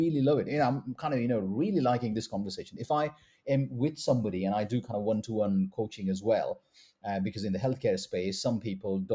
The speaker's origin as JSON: {"language": "English", "country": "India", "said": "I'm a Indian doctor"}